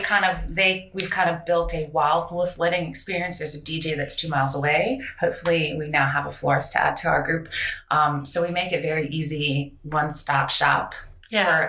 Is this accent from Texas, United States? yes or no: no; Colorado, United States; moved away as an adult; now in Virginia, United States; I'm from Colorado. Are Colorado native? Went to CU